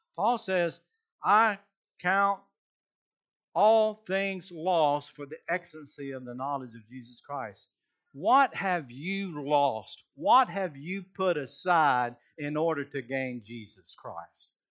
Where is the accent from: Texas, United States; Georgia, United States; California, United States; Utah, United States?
Georgia, United States; I am from Georgia